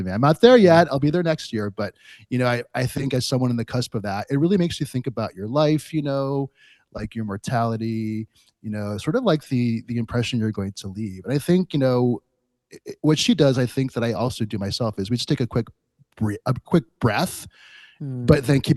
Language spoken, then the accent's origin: English; Los Angeles, California, United States; I grew up in Los Angeles